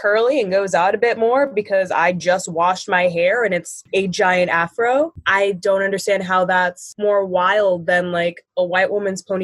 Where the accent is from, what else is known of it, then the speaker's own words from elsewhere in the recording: Buffalo, New York, United States; I'm from Buffalo, New York.